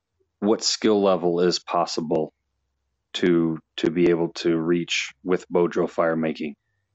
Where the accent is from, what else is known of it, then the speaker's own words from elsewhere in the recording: Illinois, United States; I'm from Illinois in the United States.